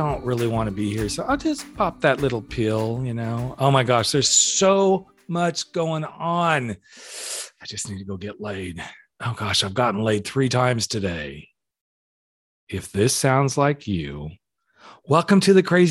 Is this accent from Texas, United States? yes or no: no; California, United States; we're both from California